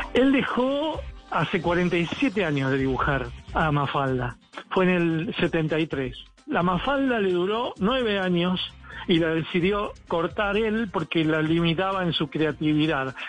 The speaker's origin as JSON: {"language": "Spanish", "country": "Argentina", "said": "en mi país"}